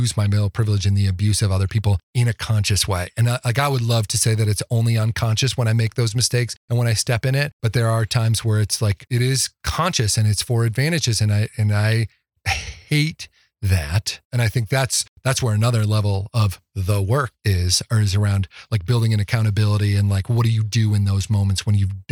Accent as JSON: {"language": "English", "area": "outside of Chicago", "region": "Illinois", "country": "United States", "tie": "born or raised there", "also_born_or_lived": "Midwest", "moved": "yes", "lives_now": "Fort Collins, United States", "said": "I grew up outside of Chicago"}